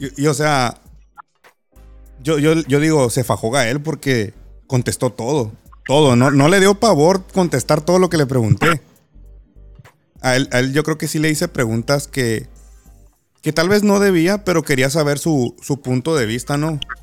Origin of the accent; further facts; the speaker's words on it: Los Cabos, Baja California Sur, Mexico; soy de Los Cabos